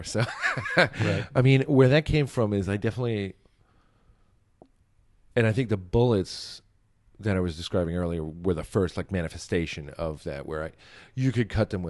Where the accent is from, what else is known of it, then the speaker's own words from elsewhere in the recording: New Jersey, United States; and I'm from New Jersey.